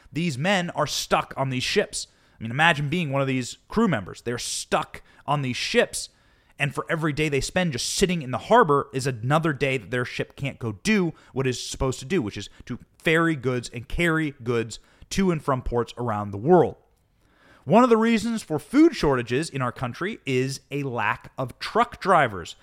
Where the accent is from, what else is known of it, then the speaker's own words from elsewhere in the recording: Iowa, United States; growing up in Iowa